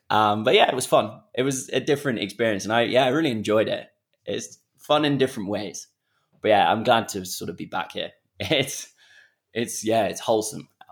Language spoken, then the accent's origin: English; Kenya; I grew up on a, on the edge of this conservancy